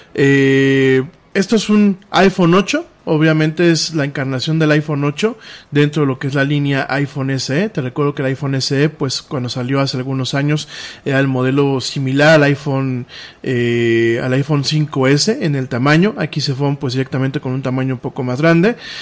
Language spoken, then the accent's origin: Spanish; Mexico; solamente somos aquí los mexicanos